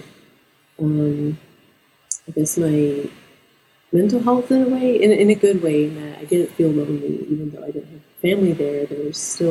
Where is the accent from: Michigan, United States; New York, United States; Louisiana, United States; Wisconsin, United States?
New York, United States; Salamanca; moved away as an adult; also born or lived in Albuquerque, New Mexico / Oswego, New York; now in Binghamton, United States; I'm from Salamanca, New York. I grew up there in a pre-Kinzu house, which was my grandmother's house.